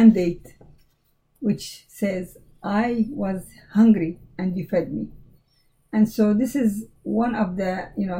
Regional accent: Jordan; moved away; I'm from Jordan, the country of Jordan

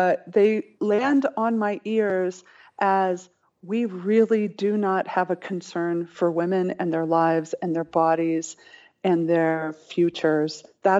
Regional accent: Colorado Springs, Colorado, United States; I was raised in the Church of Christ in Colorado Springs

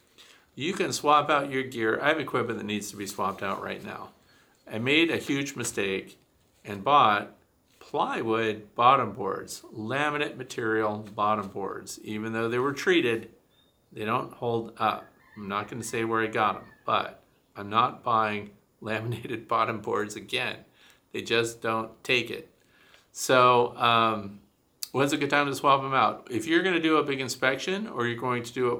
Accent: Missouri, United States; moved away; I'm from Missouri originally, which is the show me state

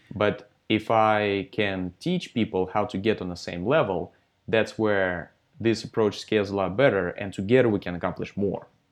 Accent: Russia; now in Santa Monica, United States; I'm from Russia originally. So I'm Russian, Um, I was born in Russia, um, and I started coding in fifth grade of elementary school

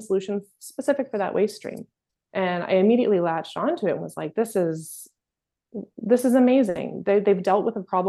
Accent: Maple Ridge, British Columbia, Canada; growing up in Maple Ridge

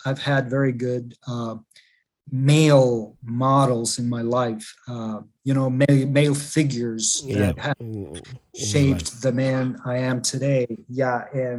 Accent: Andes, Bolivia; now in United States; It's landlocked, and I come from the Andes. I come from the mountains.

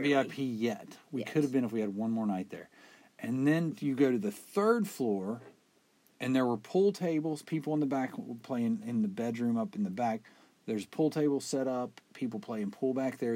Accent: West Virginia, United States; we're from West Virginia

